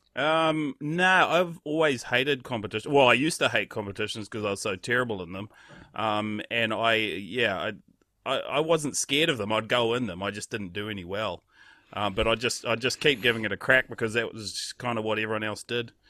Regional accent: Raglan, Waikato, New Zealand; growing up in a place like Raglan, which is, like, the epicenter of surfing, in New Zealand

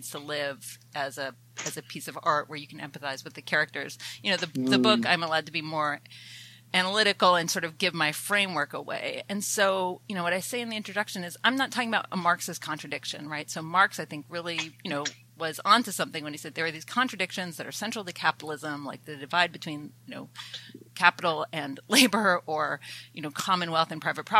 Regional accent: Athens, Georgia, United States; also born or lived in Canada; I'm a Canadian who grew up in the American South, in the other Athens, Georgia

